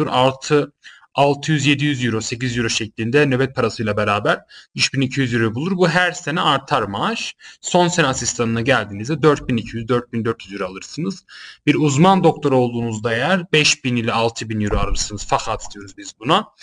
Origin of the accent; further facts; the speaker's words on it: Germany; E, Almanya'da doğup büyüdüm. Almanya'da itibatlarım var. Oralara çalışmışlığım var.